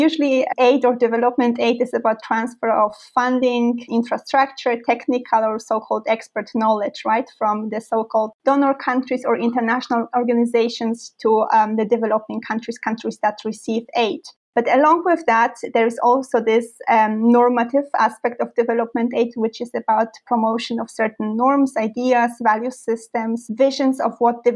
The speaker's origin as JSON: {"language": "English", "country": "Poland", "tie": "born or raised there", "also_born_or_lived": "Milan, Italy / St Andrews, Scotland / Paris, France / Giessen, Germany", "moved": "as an adult", "lives_now": "Duisburg, Germany", "said": "I grew up in Poland and then moved to Italy for my bachelor studies at the University of Milan."}